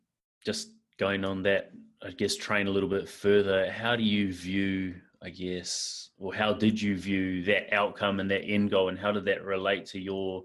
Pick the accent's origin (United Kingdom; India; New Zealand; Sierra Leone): New Zealand; now in Perth, Australia; I'm from New Zealand.